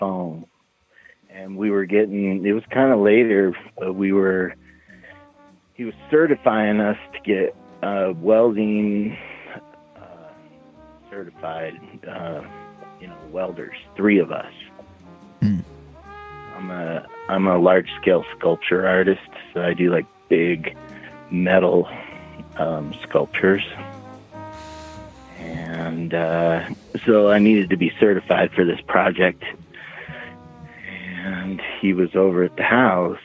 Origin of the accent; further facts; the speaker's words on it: Nevada, United States; I'm from Nevada.